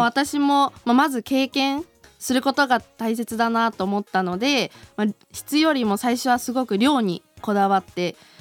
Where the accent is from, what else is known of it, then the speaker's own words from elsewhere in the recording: Chiba, Japan; moved away as an adult; now in Sapporo, Japan; もともと出身は千葉です